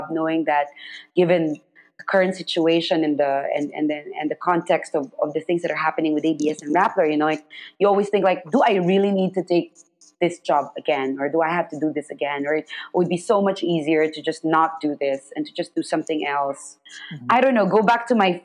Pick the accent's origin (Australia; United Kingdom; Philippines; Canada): Philippines; I'm Filipino and I tell the stories of my own country, of my own people